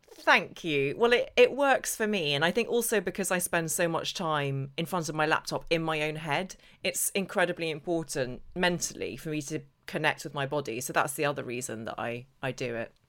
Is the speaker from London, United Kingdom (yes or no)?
no; Northern Ireland, United Kingdom; I grew up in Northern Ireland where there was barely any sunshine